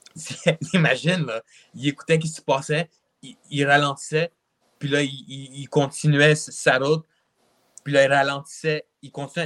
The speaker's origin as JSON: {"language": "French", "region": "Quebec", "country": "Canada", "tie": "born or raised there", "also_born_or_lived": "Russia", "said": "je suis un Québécois. Mm-hmm. Puis j'habite au Québec depuis que j'ai deux ans"}